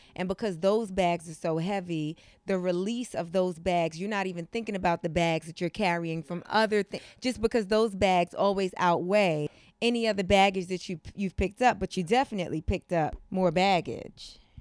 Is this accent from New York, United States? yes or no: yes; New York City, New York, United States; also born or lived in Brooklyn; Yeah, I grew up in Harlem. I was born in Brooklyn.